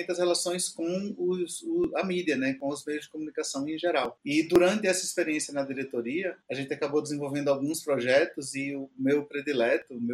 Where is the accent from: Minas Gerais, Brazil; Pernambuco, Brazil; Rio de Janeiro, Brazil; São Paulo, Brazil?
Pernambuco, Brazil; Recife; O Hernande foi para o Nordeste, eu vim de lá, eu vim de Recife